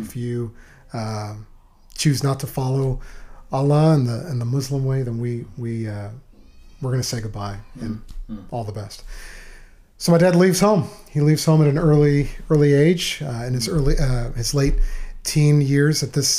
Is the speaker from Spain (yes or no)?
yes; Malaga, Andalusia, Spain; now in Waco, United States; Oh, Jimmy, Malaga, Spain is beautiful.